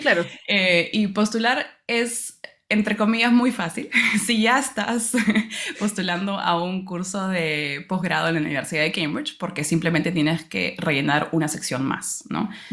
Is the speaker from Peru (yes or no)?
yes; Peru; moved away as an adult; now in London, United Kingdom; como peruana y estudiante